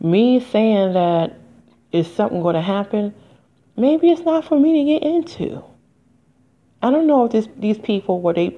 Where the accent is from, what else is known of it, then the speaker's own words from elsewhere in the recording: United States; I am an American